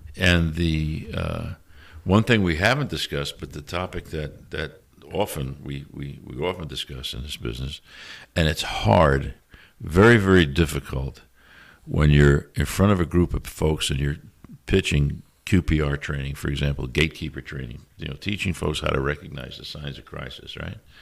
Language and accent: English; New York City, New York, United States; I'm from New York City